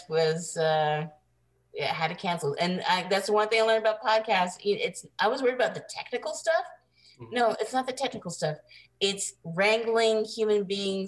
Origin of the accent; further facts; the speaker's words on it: Montreal, Quebec, Canada; also born or lived in Vancouver / Toronto; now in Phoenix, United States; I am from Montreal, Quebec, Canada